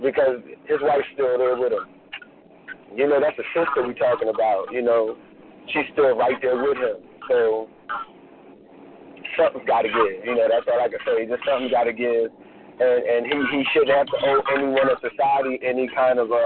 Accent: Philadelphia, Pennsylvania, United States; I'm from Philadelphia

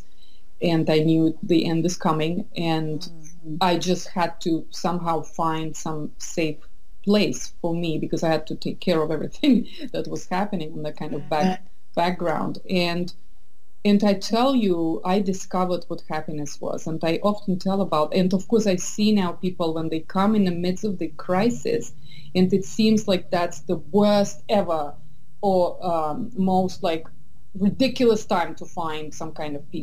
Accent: Estonia; moved away as an adult; also born or lived in St. Petersburg, Russia / London, United Kingdom / south of France / Boston, United States; now in San Francisco Bay Area, United States; I was born in St. Petersburg. I grew up in Estonia, which is very similar, but yet so different culturally.

